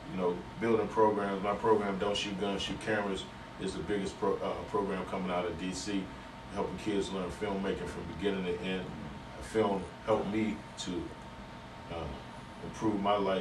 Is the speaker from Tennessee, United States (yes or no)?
no; Washington, District of Columbia, United States; also born or lived in California; I was born at DC General Hospital. I moved uptown to Tyler House. We lived in Tyler House for about 5 years. And then we moved to the south side, Minnesota Avenue.